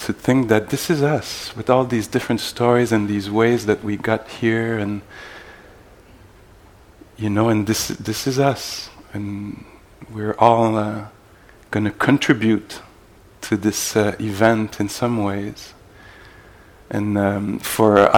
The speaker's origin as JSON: {"language": "English", "town": "Montreal", "region": "Quebec", "country": "Canada", "said": "I'm from Montreal, where I teach also"}